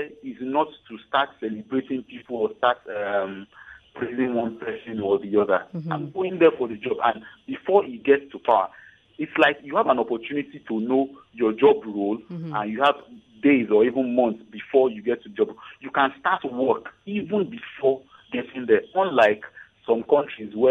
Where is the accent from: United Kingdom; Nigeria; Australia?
Nigeria; also born or lived in Festac, Lagos